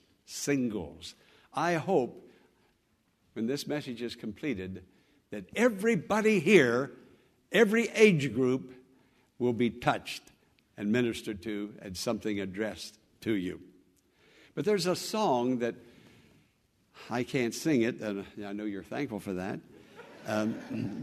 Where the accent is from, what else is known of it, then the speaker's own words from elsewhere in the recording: United States; I'm an American